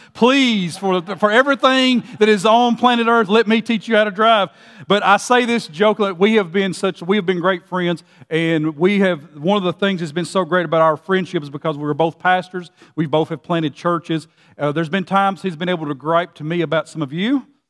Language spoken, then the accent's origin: English; Gordonsville, Tennessee, United States; I grew up in Gordonsville, Tennessee